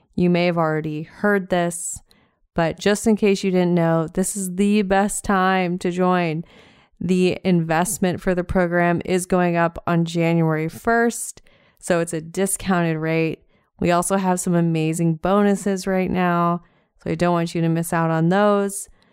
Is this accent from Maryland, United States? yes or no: no; Montana, United States; now in Southwest Florida, United States; I am from Montana originally